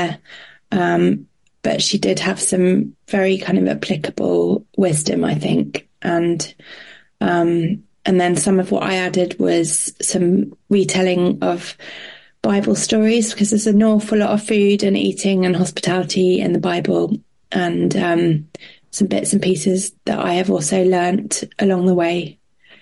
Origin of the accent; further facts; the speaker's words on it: Portugal; I grew up in Portugal